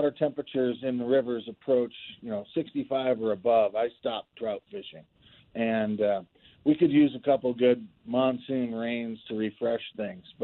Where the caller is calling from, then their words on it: Steamboat Springs, Colorado, United States; I'm up in Steamboat Springs right now.